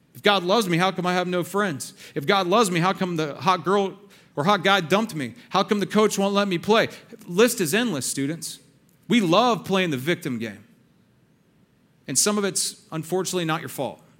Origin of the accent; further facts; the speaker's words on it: Texas, United States; I'm from Texas